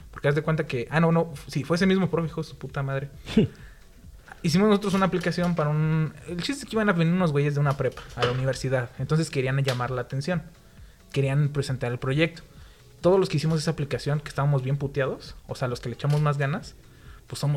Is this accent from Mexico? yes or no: yes; Mexico; Porque soy mexicano.